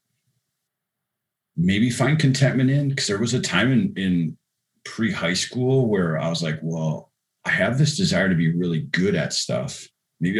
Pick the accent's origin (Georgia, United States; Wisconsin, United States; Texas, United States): Wisconsin, United States; La Crosse; a poor boy growing up in La Crosse, Wisconsin.